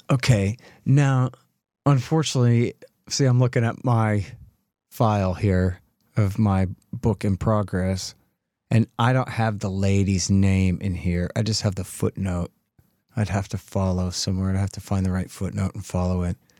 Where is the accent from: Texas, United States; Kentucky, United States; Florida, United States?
Texas, United States; I'm a Texan